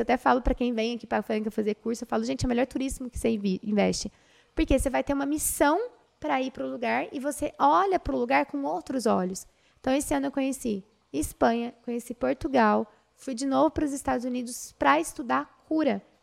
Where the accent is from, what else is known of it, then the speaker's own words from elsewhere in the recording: Brazil; Nós somos brasileiros